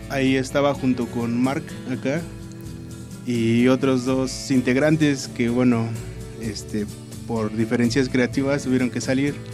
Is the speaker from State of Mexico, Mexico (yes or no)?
yes; Nezahualcóyotl, State of Mexico, Mexico; nosotros somos del Estado de México, orgullosamente de Ciudad Neza.